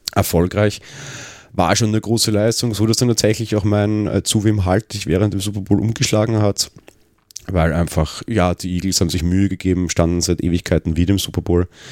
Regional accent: Vienna, Austria; Ich bin Wiener, ich wohne am Stadtrand.

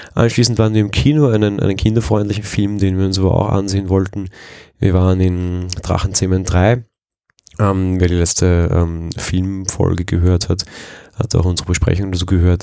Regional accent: Vienna, Austria; Als Wiener und aus Wien kommend

